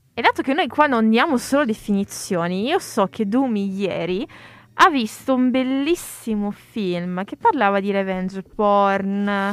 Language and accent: Italian; Italy; sono italiana, sono nata in Italia, sono italiana